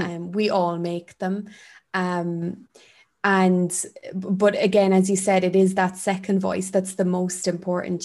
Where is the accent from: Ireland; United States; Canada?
Ireland; growing up in Ireland